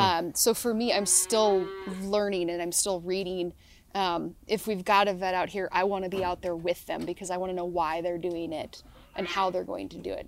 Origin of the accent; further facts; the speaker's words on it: Selah, Washington, United States; I grew up in Sela, which is, like, hard orchard country